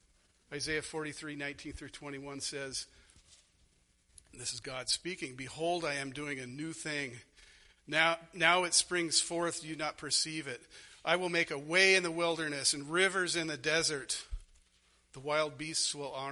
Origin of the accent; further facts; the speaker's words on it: Arizona, United States; moved away; I grew up in Arizona.